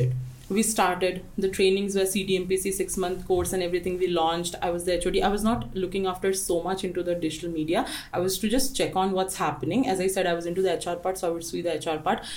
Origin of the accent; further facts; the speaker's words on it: Jamshedpur, Jharkhand, India; moved away as an adult; also born or lived in Odisha / Gujarat; now in Nepal; I'm a born and brought up in Jamshedpur